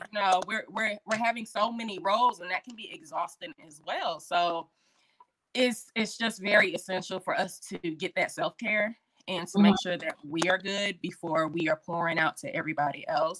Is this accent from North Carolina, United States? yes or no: yes; Fayetteville, North Carolina, United States; also born or lived in military bases; Again, I am from Fayetteville, North Carolina. I was a military brat, but North Carolina is home.